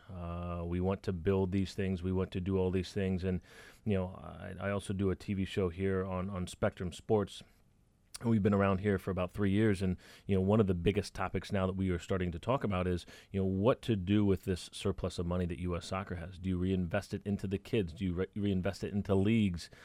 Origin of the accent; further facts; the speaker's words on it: Dallas, Texas, United States; when I was a kid growing up in Dallas.